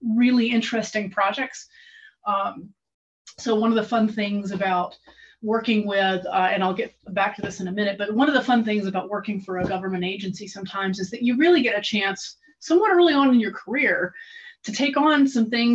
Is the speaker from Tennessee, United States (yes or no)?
yes; Tennessee, United States; I'm from Tennessee